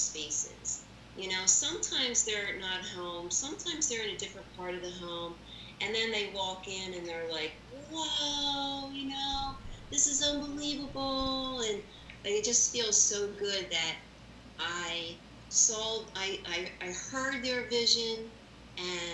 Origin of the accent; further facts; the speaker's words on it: Philadelphia, Pennsylvania, United States; I am a Philly girl all my life. I went to Saul High School, the farm school in Roxborough